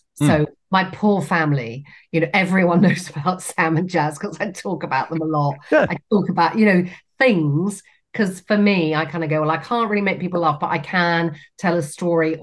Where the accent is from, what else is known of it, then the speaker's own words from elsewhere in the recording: Cornwall, South West England, United Kingdom; moved away as an adult; also born or lived in Leeds; I grew up in Cornwall